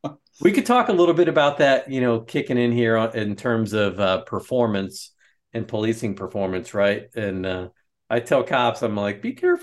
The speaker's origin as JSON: {"language": "English", "town": "Philadelphia", "region": "Pennsylvania", "country": "United States", "tie": "born there", "lives_now": "West Lafayette, United States", "said": "I'm an East Coast Catholic, right? I was born in Philadelphia, and you know, if you're from the East Coast and you're Catholic, it's like you have to become a Notre Dame fan."}